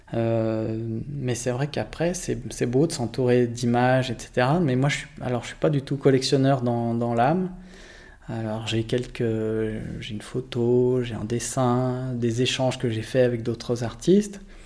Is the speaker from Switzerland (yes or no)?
yes; Lausanne, Vaud, Switzerland; j'ai grandi à Lausanne